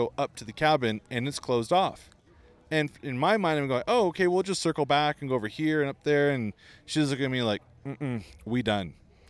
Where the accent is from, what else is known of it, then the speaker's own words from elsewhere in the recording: Malibu, California, United States; I grew up in Malibu, right?